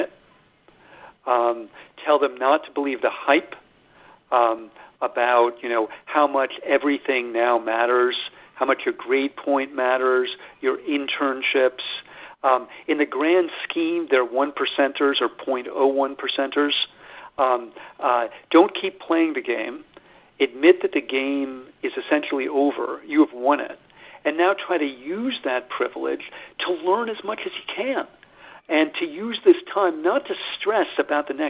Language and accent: English; United States; I'm an American